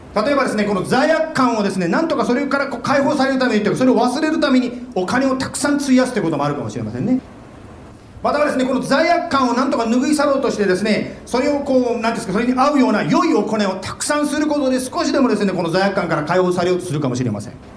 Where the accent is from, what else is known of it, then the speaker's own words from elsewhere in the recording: Japan; now in Arizona, United States; 日本で生まれて日本で育ったものなんですけども